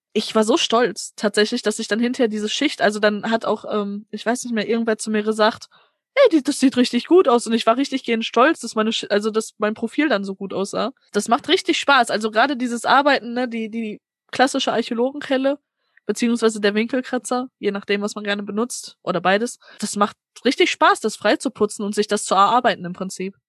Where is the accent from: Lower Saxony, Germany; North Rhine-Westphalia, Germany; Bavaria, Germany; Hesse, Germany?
North Rhine-Westphalia, Germany; Gelsenkirchen; ich komme halt hier aus dem Ruhrgebiet auch, ne, ich bin gebürtige Gelsenkirchnerin